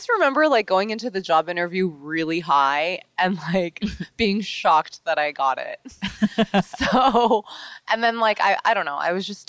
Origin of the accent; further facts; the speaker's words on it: New York City, New York, United States; I grew up in New York City and I didn't know anyone in porn. Like it simply does not exist out here.